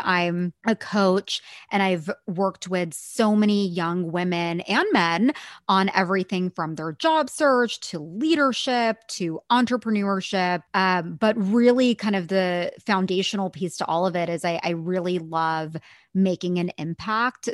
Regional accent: Bay Area, California, United States; I grew up in the Bay Area

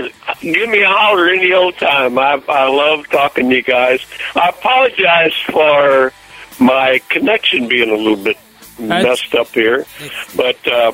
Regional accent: United States; born or raised there

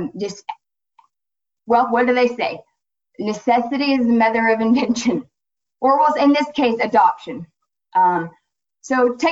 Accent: Florida, United States; my home state, Florida

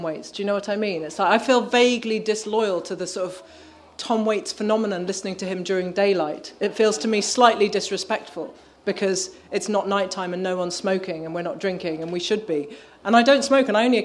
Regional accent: Birmingham, West Midlands, United Kingdom; I grew up in Birmingham, as far from the sea as you can basically get

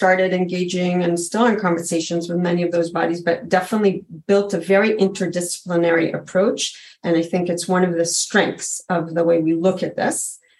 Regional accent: New York, United States; also born or lived in Israel; You know, like I grew up in New York and Israel. I never had a kid in my class with food allergy

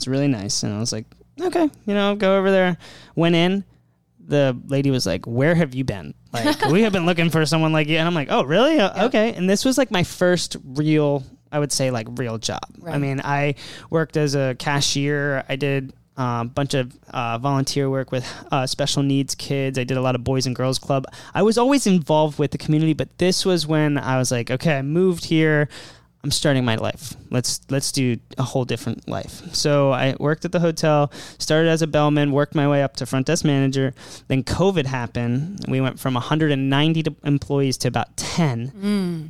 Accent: Maryland, United States; moved away; I'm from Maryland. I moved here.

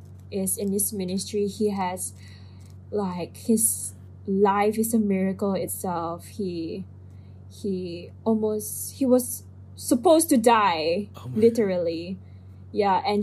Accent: Philippines; I am Filipino.

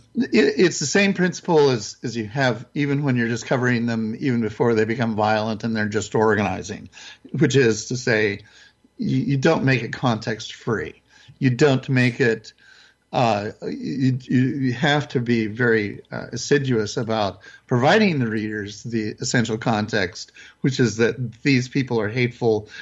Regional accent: southern Idaho, United States; I grew up in Idaho in the 60s, southern Idaho in particular

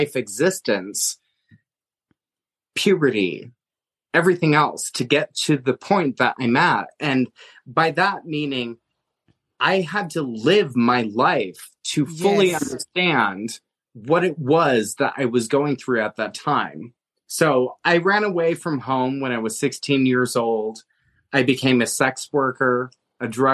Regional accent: Montana, United States; now in Pennsylvania, United States; I grew up in Montana with very rare opportunities

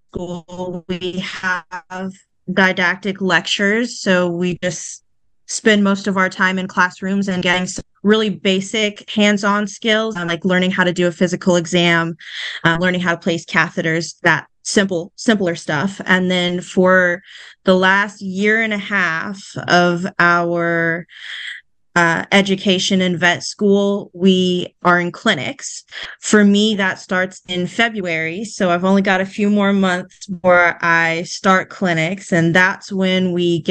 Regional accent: Houston, Texas, United States; moved away as an adult; now in Baton Rouge, United States; I am from Houston, Texas, born and raised there

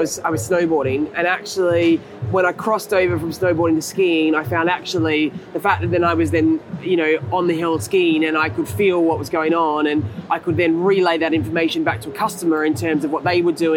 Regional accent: Australia; I grew up in Australia, and I grew up, my folks had a house by the beach, and I grew up surfing

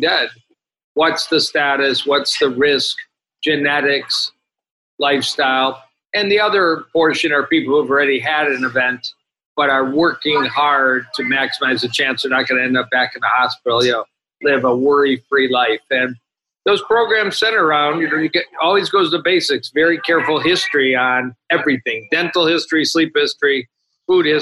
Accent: Detroit, Michigan, United States; I am from Detroit and trained at the University of Michigan

